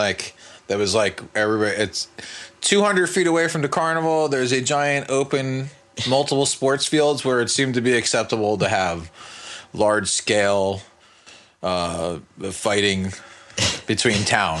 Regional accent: West Orange, New Jersey, United States; growing up in West Orange

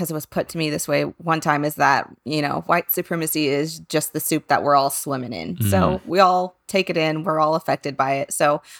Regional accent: Texas, United States; We're all from Texas, for the record, for Texas listeners.

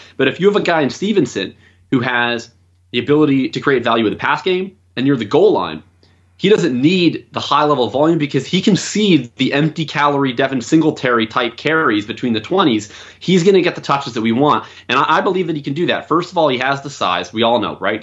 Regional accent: Winnipeg, Manitoba, Canada; moved away as an adult; now in Vancouver, Canada; I'm originally from Winnipeg

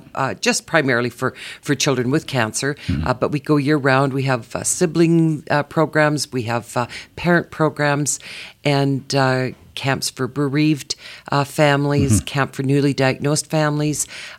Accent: Calgary, Alberta, Canada; Calgary is home for me originally. Born and raised.

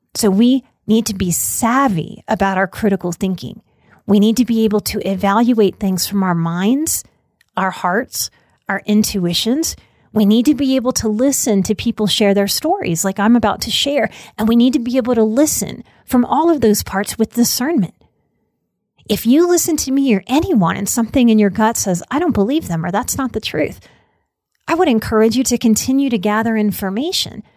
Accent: New Orleans, Louisiana, United States; I was raised, born and raised in New Orleans, and that's a deeply Catholic place

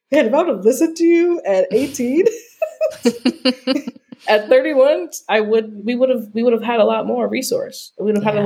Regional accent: Altadena, California, United States; also born or lived in Oakland, California; I'm from Altadena, California

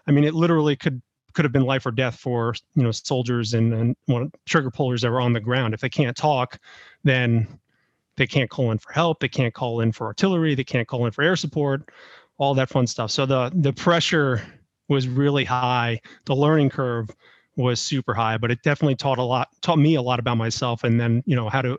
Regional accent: New York, United States; now in Tampa, United States; So I have a military background, born and raised in New York. Have lived in a lot of different places, mostly in the Northeast and then throughout the South.

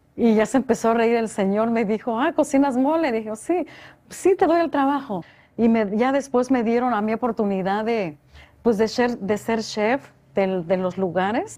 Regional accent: Oaxaca, Mexico; moved away; soy de Oaxaca. Entonces siempre la discriminación por ser oaxaqueña.

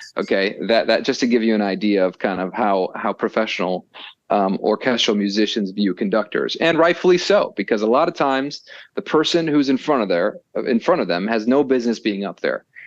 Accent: Chicago, Illinois, United States; I'm from Chicago

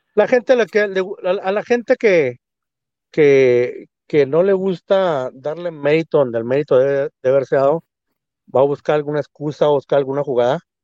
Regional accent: Mexico; nosotros como mexicanos, como latinos

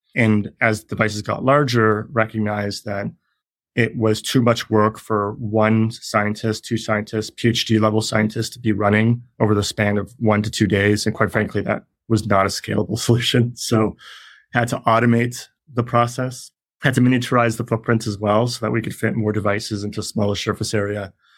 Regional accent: Canada; moved away; I'm Canadian.

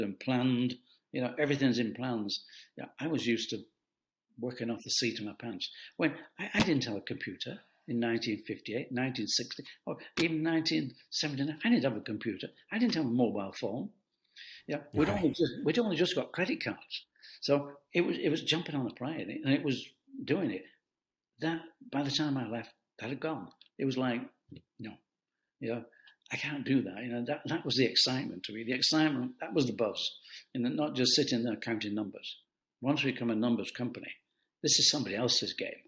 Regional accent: United Kingdom; I'm a Brit, I'm a European

